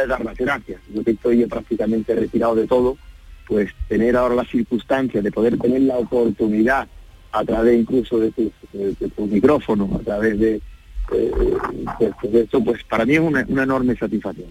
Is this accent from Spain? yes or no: yes; Andalusia, Spain; Primero que son los andaluces, eh, es, mi tierra, ¿no? Eh, es mi gente